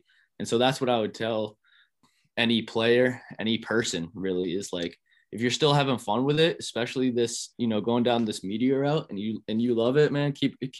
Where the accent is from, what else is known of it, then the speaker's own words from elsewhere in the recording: Providence, Rhode Island, United States; coming back to my hometown and running routes with these guys in Providence and setting a culture of competition in this state.